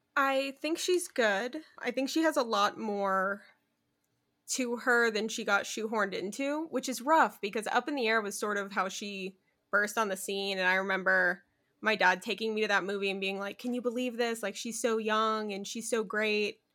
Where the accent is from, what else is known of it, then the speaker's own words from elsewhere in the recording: Arizona, United States; I'm from Arizona